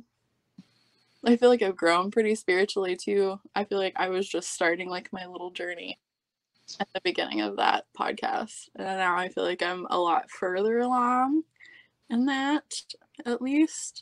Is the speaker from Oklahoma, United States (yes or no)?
yes; Oklahoma, United States; now in Oklahoma City, United States; I'm from Idaho, Oklahoma, a little small-ish town, back roads, you know. Currently in OKC